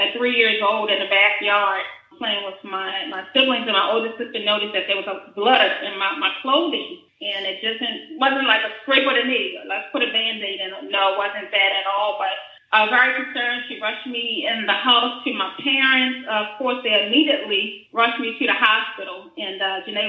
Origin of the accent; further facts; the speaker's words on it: Baltimore, Maryland, United States; I'm currently in Baltimore, Maryland. I was born and raised actually in Southwest Baltimore, not too far from Ravens Stadium